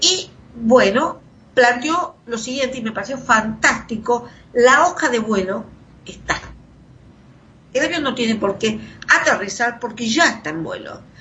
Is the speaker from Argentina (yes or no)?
yes; Argentina; Pasamos por eso los argentinos